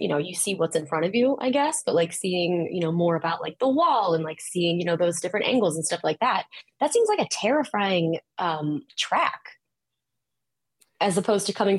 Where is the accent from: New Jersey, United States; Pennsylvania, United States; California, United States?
Pennsylvania, United States; Pittsburgh; I'm from Pittsburgh